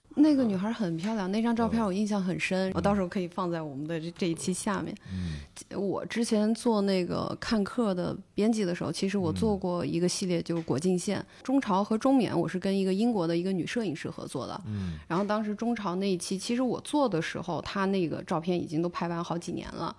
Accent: Northwest China, China; 我是西北人啊

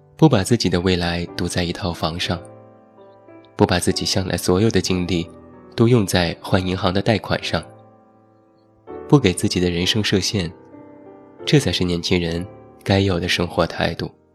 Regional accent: Taiyuan, Shanxi, China; 在我的家乡山西太原

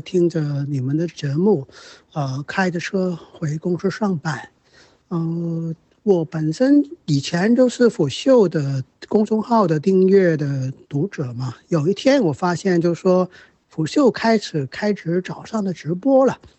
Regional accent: Hong Kong; moved away as an adult; now in Guangdong, China; 呃，因为工作原因，我现在在广东省这儿

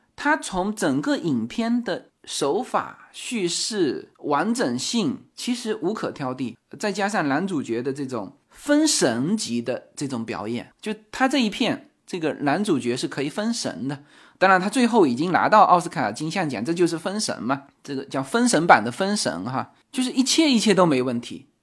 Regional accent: Fuzhou, Fujian, China; 曹德旺是我们福州人

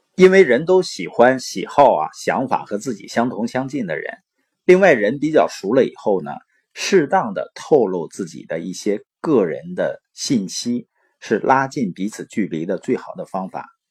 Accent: Baoqing, Heilongjiang, China; moved away; also born or lived in Boli County, Heilongjiang; 我是黑龙江的，从小呢出生在宝清县，父母是那边的支边青年

